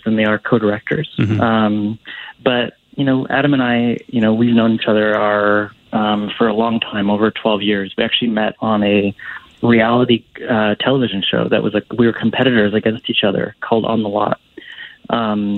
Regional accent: Vancouver, British Columbia, Canada; I grew up in Vancouver

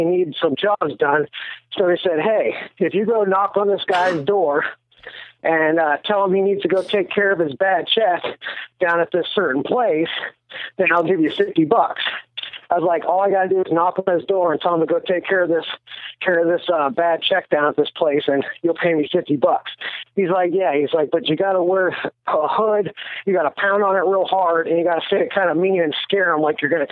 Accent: Erie, Pennsylvania, United States; I grew up in Erie, Pennsylvania

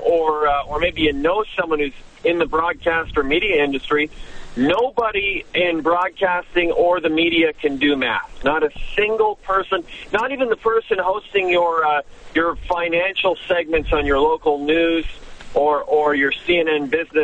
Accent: Canada; moved away as an adult; now in Los Angeles, United States; Growing up in Canada

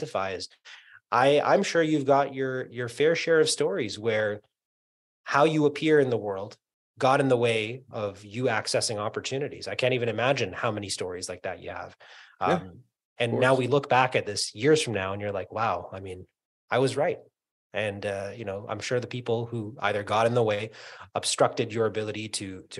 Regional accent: New York, United States; moved away; also born or lived in Canada; I was born in Queens, Astoria, Queens, New York

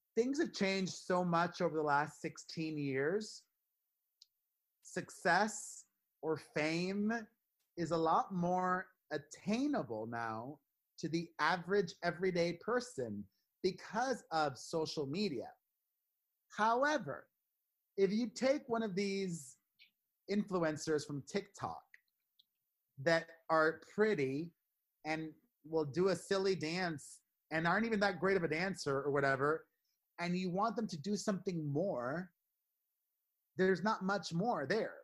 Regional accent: Miami, Florida, United States; i'm from Miami

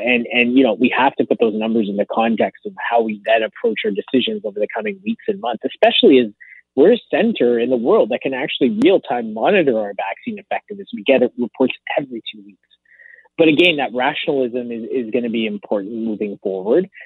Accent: Canada; a Canadian

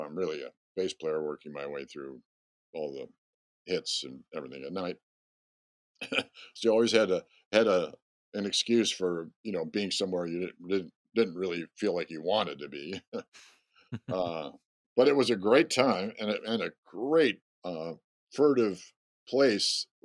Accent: Rochester, New York, United States; moved away; I grew up in Rochester, New York

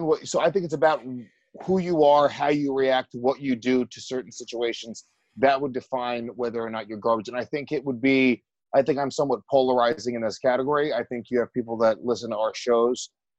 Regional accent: Rockland County, New York, United States; I'm not a city kid. I'm a suburban kid. I grew up in Rockland County, New York. Ooh, I grew up in the burbs.

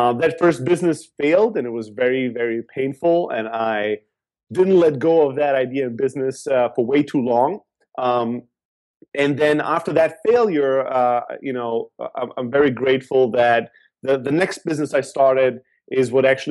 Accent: Germany; moved away as an adult; also born or lived in Greece; now in San Francisco, United States; I'm from Greece. I grew up in Germany

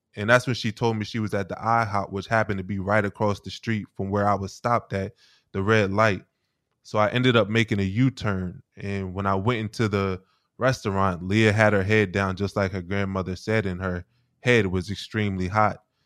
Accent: Wilmington, Delaware, United States; I grew up in Wilmington, Delaware

